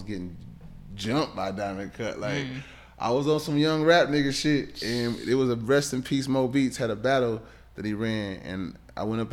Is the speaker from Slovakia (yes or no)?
no; Ohio, United States; moved away; also born or lived in California; I'm from Ohio.